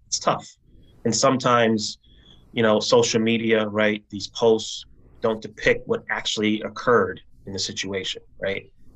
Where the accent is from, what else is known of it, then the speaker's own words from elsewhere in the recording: New Haven, Connecticut, United States; my community for which I was born and raised in New Haven